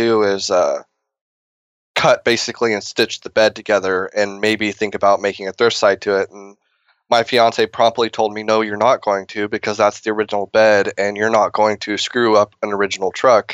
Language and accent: English; Texas, United States; now in California, United States; I'm actually from Texas